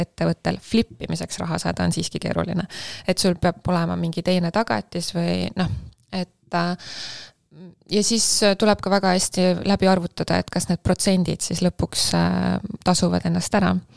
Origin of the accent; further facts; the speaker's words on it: Tallinn, Harju County, Estonia; moved away as an adult; also born or lived in countryside, Estonia; ma olen pärit siit ja ma elasin siin, aga ma enam ei ela